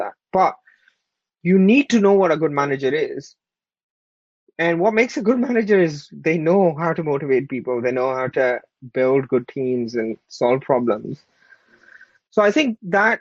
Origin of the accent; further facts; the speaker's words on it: Pakistan; moved away; I was born and raised in Pakistan. I was an immigrant here from a very humble background.